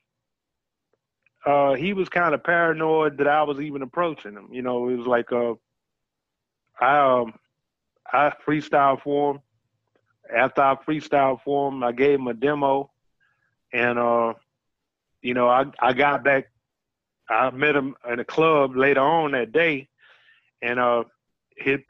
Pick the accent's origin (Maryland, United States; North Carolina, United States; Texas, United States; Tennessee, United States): North Carolina, United States; Winston-Salem; I was born in Winston-Salem, North Carolina